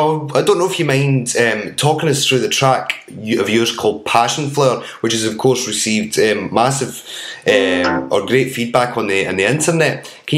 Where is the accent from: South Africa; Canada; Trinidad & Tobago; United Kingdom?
United Kingdom; Airdrie, Scotland; I'm actually from Airdrie.